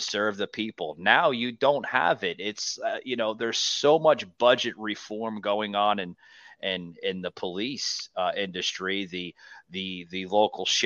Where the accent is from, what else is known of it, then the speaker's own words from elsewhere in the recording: United States; I grew up north in the New Jersey, New York City area